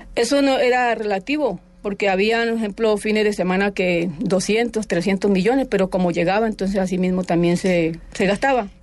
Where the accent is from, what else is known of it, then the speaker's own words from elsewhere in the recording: Palestina, Huila, Colombia; Yo soy de Palestina, yo nací en, en Palestina, Huila